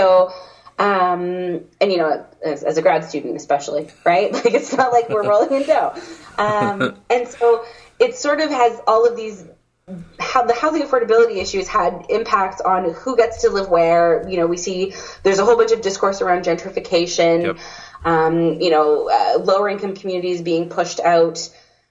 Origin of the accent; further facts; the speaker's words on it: Toronto, Ontario, Canada; born and raised in Toronto